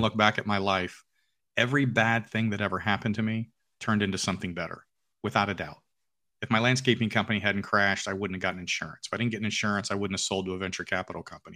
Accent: Alpharetta, Georgia, United States; I own a restaurant in downtown Alpharetta, which is my hometown

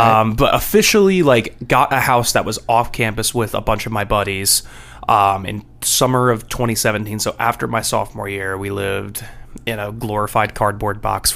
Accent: Somerset, New Jersey, United States; now in Nashville, United States; Originally New Jersey. Somerset, New Jersey

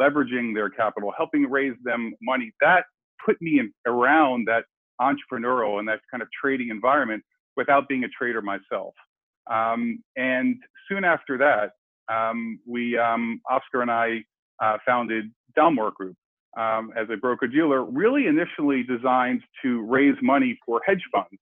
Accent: Silver Spring, Maryland, United States; I grew up in Silver Spring, Maryland

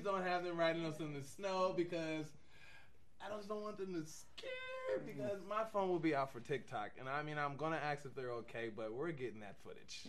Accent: Tacoma, Washington, United States; now in Wyoming, United States; I come from Tacoma, Washington

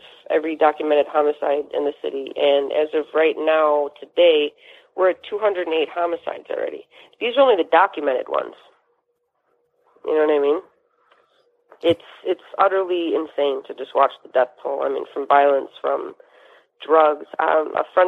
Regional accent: Chicago, Illinois, United States; I'm proud to say I'm from Chicago

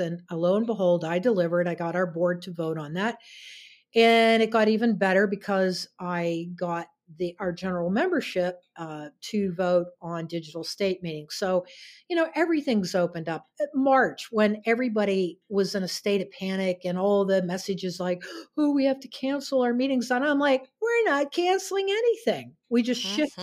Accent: outside of Pittsburgh, Pennsylvania, United States; also born or lived in New York City / Connecticut; now in Vienna, Virginia, United States; I was born and raised outside of Pittsburgh, Pennsylvania

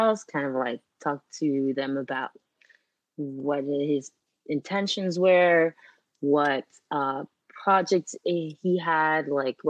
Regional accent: Martinique; first language French; English is a second language; moved away as an adult; now in New York, United States; I was born and raised in Martinique.

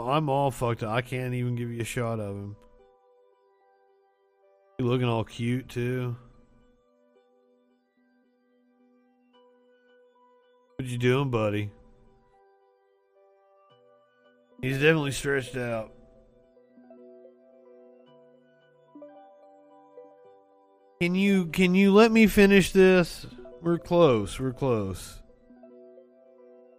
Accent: Eastern Kentucky, United States; I'm from Eastern Kentucky. I was doing local news

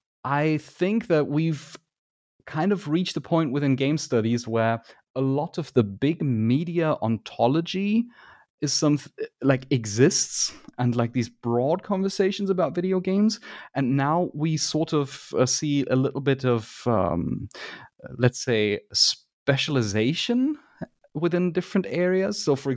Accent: Germany; English is a second language; it might be that I'm biased because I am from Germany

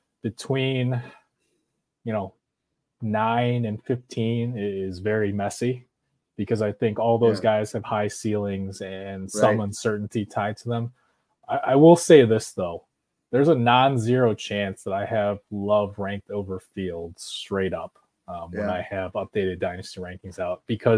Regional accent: Chicago, Illinois, United States; I will say, as a Chicagoan who has watched quite a bit of the Packers as well over the last few years

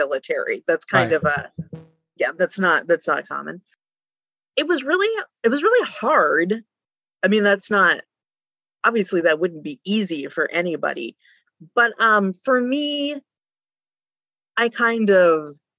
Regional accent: West Texas, United States; moved away as an adult; also born or lived in Breckenridge, Texas / Permian Basin; now in Brockport, United States; But after that, we moved all around West Texas.

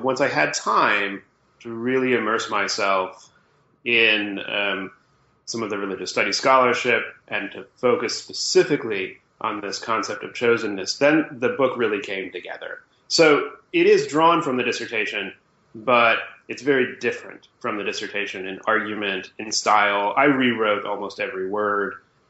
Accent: Illinois, United States; I'm a Midwesterner by being raised, I suppose. I grew up outside Chicago

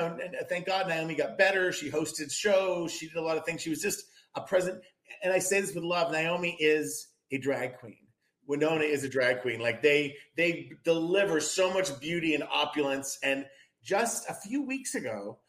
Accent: New Hampshire, United States; I'm from New Hampshire

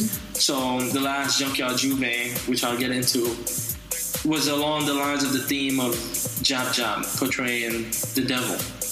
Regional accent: Venezuela; also born or lived in New York City, United States; exploring some of the things that are much closer to my identity as Trinidadian man. Raised in Venezuela and New York City.

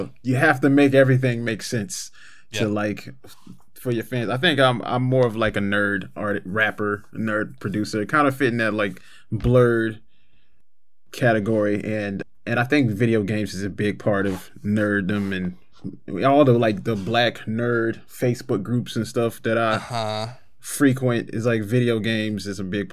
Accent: Florida, United States; now in Indiana, United States; I'm from Florida, but I live in Indiana

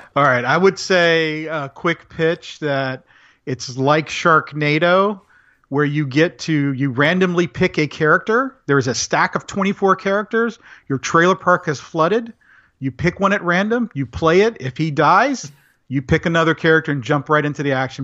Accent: Central Florida, United States; I did grow up in the country up in Central Florida

